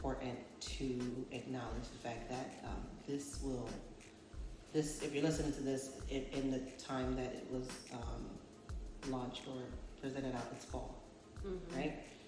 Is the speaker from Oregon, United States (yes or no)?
no; Buffalo, New York, United States; We're from Buffalo